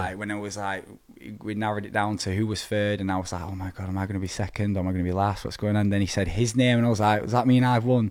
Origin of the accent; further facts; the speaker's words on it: Preston, North West England, United Kingdom; my hometown, P C A, Preston.